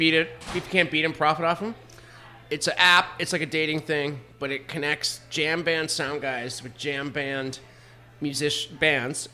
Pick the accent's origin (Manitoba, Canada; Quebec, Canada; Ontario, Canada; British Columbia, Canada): Ontario, Canada; London; my hometown, London, Ontario